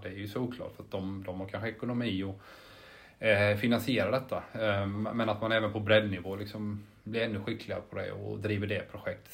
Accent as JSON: {"language": "Swedish", "town": "Jönköping", "region": "Jönköping County", "country": "Sweden", "also_born_or_lived": "Helsingborg", "moved": "yes", "said": "jag är ju från Jönköping, eller utanför Jönköping, Harbro från början"}